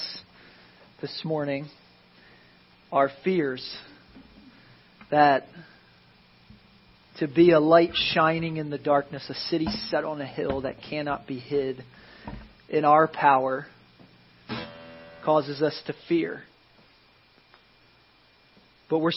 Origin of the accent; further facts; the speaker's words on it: Philadelphia, Pennsylvania, United States; now in Florida, United States; I grew up in Philadelphia